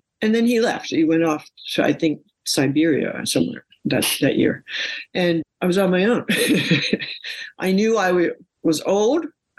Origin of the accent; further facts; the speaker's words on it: New York, United States; I'm from New York. I've been up many, many skyscrapers and big, tall buildings.